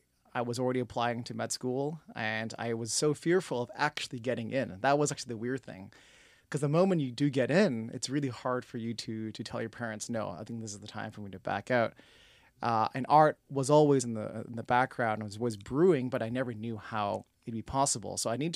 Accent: Toronto, Ontario, Canada; When I was born and raised in Toronto, one of the aspirations was to get into film and television.

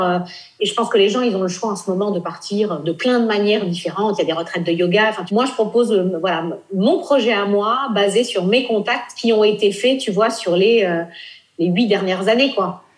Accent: Nice, Provence-Alpes-Côte d'Azur, France; also born or lived in Normandy / Paris; now in Italy; Moi, je suis originaire de Normandie. J'ai grandi à Nice

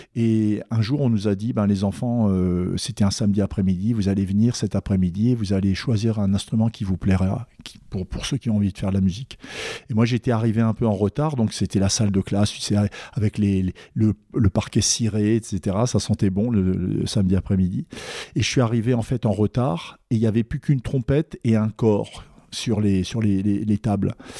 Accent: a small village 70 km from Strasbourg, in the Vosges, Grand Est, France; moved away; also born or lived in Paris / United States; Je suis originaire de Strasbourg. Enfin, un petit village à 70 km de Strasbourg, dans les Vosges

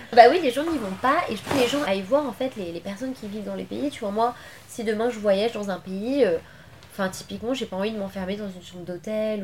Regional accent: Levallois-Perret, Île-de-France, France; also born or lived in Paris / Argenteuil; je suis né à Paris et tout j'ai grandi euh, à Levallois-Perret

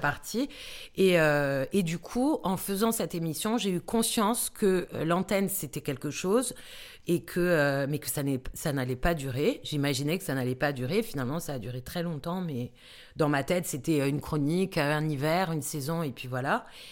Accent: Bastia, Corsica, France; moved away as an adult; also born or lived in Paris; j'ai passé le bac euh, à Bastia, puisque je, je suis corse. Je suis arrivée effectivement comme tu l'as dit dans l'intro, à Paris pour faire des études

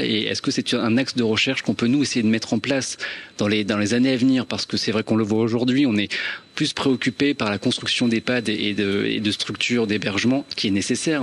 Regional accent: Normandy, France; je suis normand, mes grands-parents sont normands, mes parents sont normands

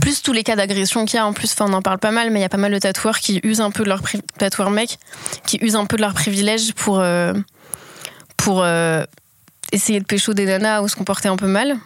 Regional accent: Lyon, Auvergne-Rhône-Alpes, France; also born or lived in Paris / Marseille; je suis née dans la campagne autour de Lyon et ensuite j'ai fait mon lycée à Lyon

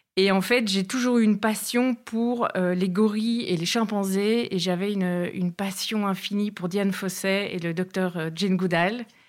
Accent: Belgium; accent: Brussels; moved away as an adult; also born or lived in South Africa; Je suis belge. Et j'ai quitté la Belgique à 24 ans

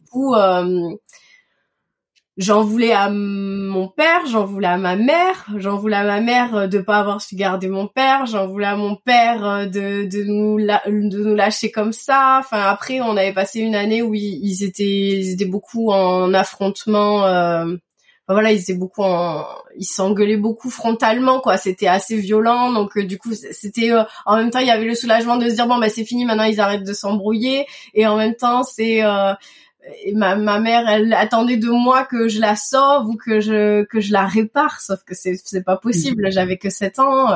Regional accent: Toulouse, Occitania, France; also born or lived in Madagascar / Paris; je suis née et j'ai grandi à Toulouse

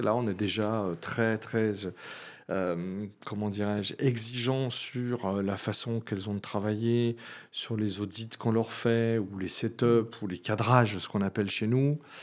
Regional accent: Lyon, Auvergne-Rhône-Alpes, France; je suis lyonnais

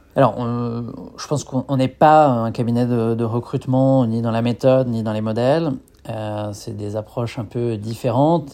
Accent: Niort, Nouvelle-Aquitaine, France; moved away as an adult; now in Lyon, France; je suis originaire de, l'ouest de la France, de la ville de Niort

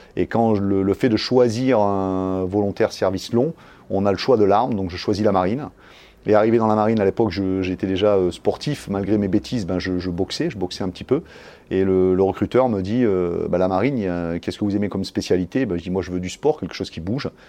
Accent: south of France, France; je suis originaire du sud de la France

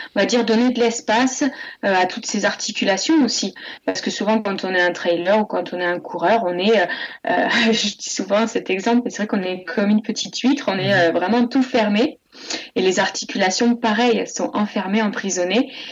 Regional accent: Montluçon, Auvergne-Rhône-Alpes, France; moved away as an adult; now in Pignan, France; Je suis née en Auvergne à Moulusson et, j'ai grandi en Auvergne jusqu'à mes 20 ans

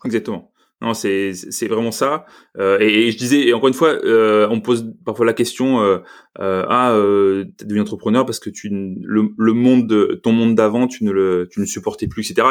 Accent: Marseille, Provence-Alpes-Côte d'Azur, France; moved away as an adult; also born or lived in Paris / Lyon; je suis de Marseille

